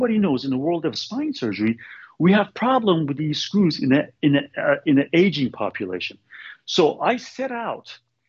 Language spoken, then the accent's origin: English; Bay Area, Northern California, United States; now in Sacramento, United States; I'm from Bay Area. I'm from Northern California, Bay Area. So I wanted to come back to Bay Area.